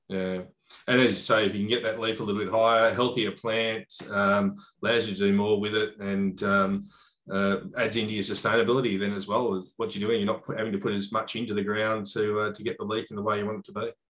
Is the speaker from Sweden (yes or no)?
no; Australia; as an Australian